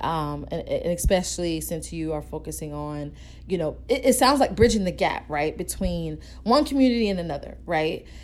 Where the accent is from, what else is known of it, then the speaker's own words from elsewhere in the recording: Atlanta, Georgia, United States; I am from Atlanta as well